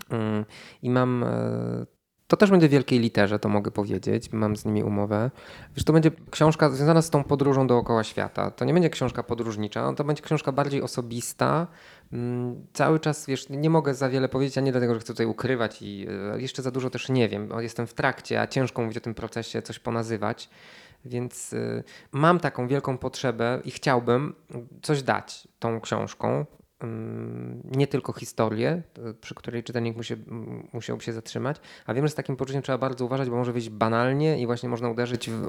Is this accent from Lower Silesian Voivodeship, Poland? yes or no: yes; Szklarska Poręba, Lower Silesian Voivodeship, Poland; Więc to jest w Dolnośląskim, ponieważ ja jestem ze Szklarskiej Poręby i mamy do siebie, i do jednych i do drugich mam blisko, mogę dojść na stację kolejową i ruszyć.